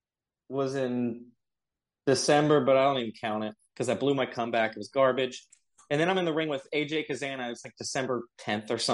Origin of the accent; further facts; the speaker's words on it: Long Beach, California, United States; I was born in Long Beach. I'm originally from California